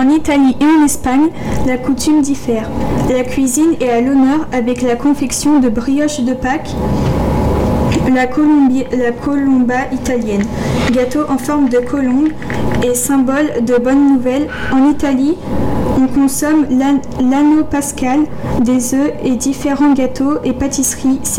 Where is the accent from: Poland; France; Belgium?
Poland; Et comme vous l'aurez peut-être deviné, je suis polonaise.